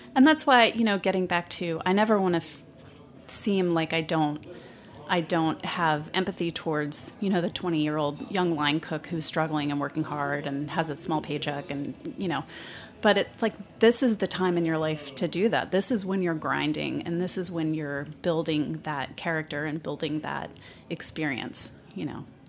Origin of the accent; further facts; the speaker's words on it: United States; moved away as an adult; also born or lived in Shreveport, Louisiana / Lubbock, Texas / New York; now in San Francisco, United States; I grew up in small towns. I grew up in Shreveport, Louisiana, and Lubbock, Texas, where I went to high school.